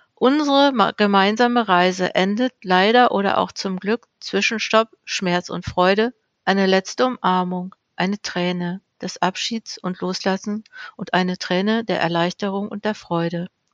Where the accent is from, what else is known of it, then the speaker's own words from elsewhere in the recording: Ruhr area, North Rhine-Westphalia, Germany; Ich komme ja aus dem Ruhrgebiet